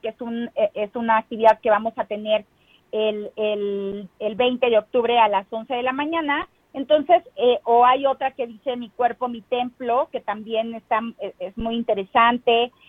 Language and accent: Spanish; Huasteca Potosina, San Luis Potosí, Mexico; also born or lived in Ciudad Valles; now in Mexico City, Mexico; todos mis huastecos potosinos que tanto amo mi tierra